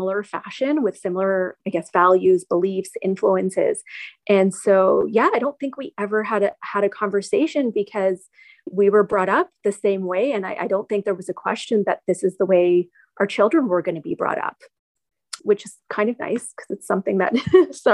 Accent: Newmarket, Ontario, Canada; having been born and raised in Canada, I was very Canadian

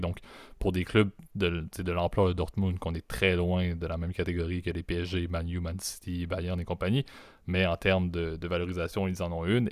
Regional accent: not far from Montreal, Quebec, Canada; je suis un Québécois euh, qui, qui, est né au Québec, euh, pas trop loin

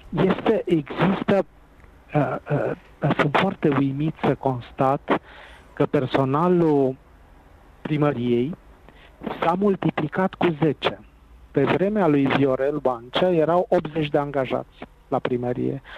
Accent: Timișoara, Timiș County, Romania; Și eu sunt timișorean, și eu sunt bănățean

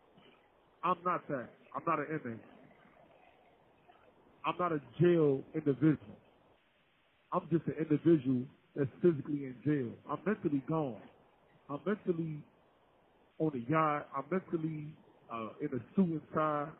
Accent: Cincinnati, Ohio, United States; Growing up on Bond Hill

